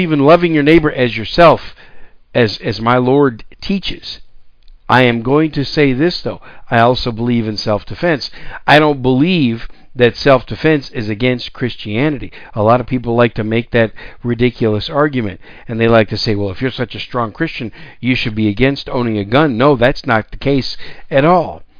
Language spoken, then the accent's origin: English; Wisconsin, United States; also born or lived in New York City; I was raised in Wisconsin, so I call Wisconsin my home state